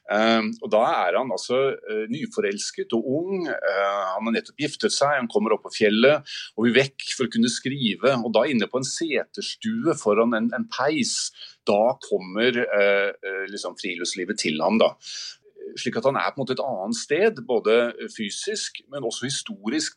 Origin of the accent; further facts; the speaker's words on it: Oslo, Norway; jeg er fra Oslo